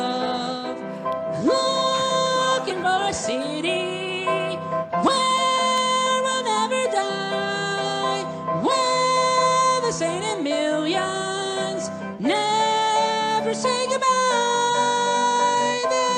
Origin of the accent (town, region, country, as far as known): Salisbury, North Carolina, United States; born or raised there